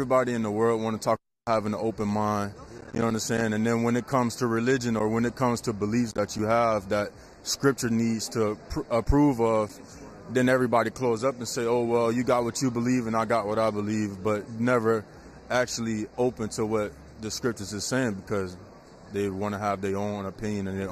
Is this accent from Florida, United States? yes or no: yes; Florida, United States; we're from Florida